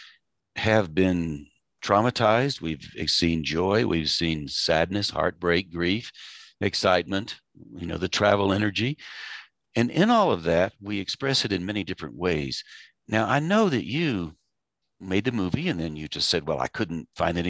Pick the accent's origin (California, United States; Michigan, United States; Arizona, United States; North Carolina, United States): North Carolina, United States; Asheville; I grew up in Asheville. I grew up in the 50s.